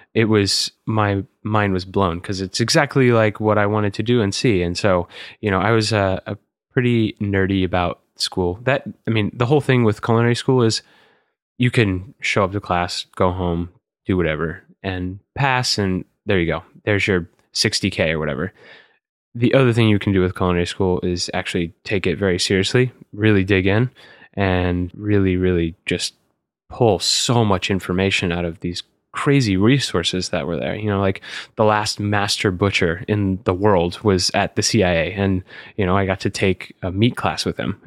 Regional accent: College Station, Texas, United States; now in New York, United States; I grew up in College Station, Texas

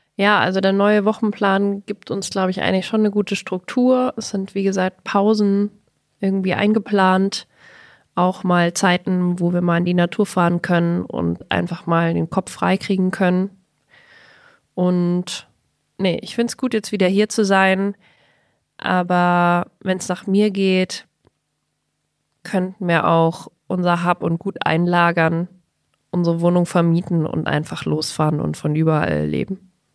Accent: Bavaria, Germany; now in Berlin, Germany; Ich als Bayerin

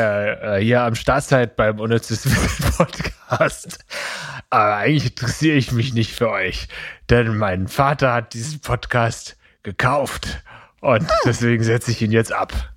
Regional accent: Eppingen, Baden-Württemberg, Germany; meiner Heimatstadt Epping

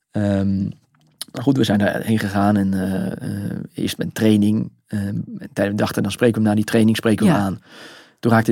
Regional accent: Netherlands; nou, we komen uit Nederland, we zijn journalist

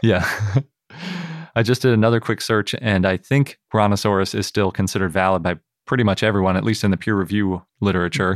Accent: Milwaukee, Wisconsin, United States; moved away; growing up in Milwaukee

